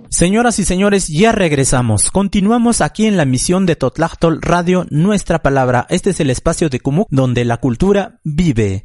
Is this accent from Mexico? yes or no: yes; Mixe, Oaxaca, Mexico; first language Mixe (Ayüük); Spanish is a second language; now in Mexico City, Mexico; nuestra lengua materna que es el ayuk. Muchos de mis compañeros, de mis paisanos que son residentes